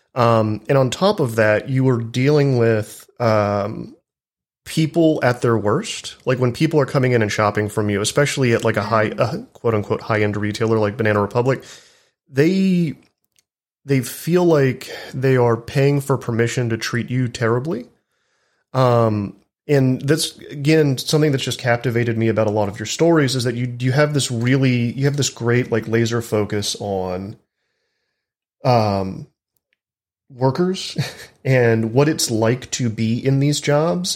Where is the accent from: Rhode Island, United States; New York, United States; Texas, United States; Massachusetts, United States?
Texas, United States; I'm from Texas. Uh, I still live in the South